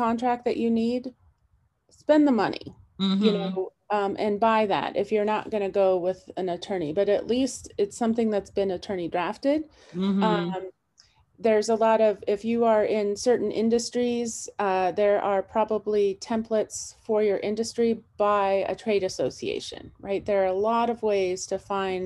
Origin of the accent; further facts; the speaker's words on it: California, United States; now in Montana, United States; I'm from California, where it's at will